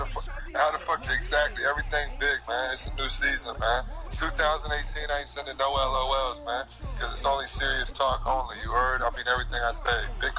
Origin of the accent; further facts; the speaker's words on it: Newport News, Virginia, United States; also born or lived in Richmond, Virginia; Man, I was born and raised in Newport News, Virginia, man.